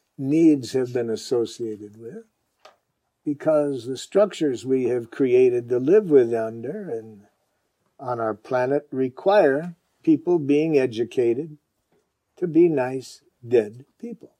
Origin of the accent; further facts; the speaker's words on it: Detroit, Michigan, United States; Growing up in Detroit